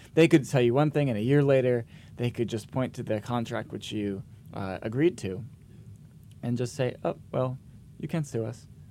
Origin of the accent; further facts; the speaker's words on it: Vermont, United States; I grew up in Vermont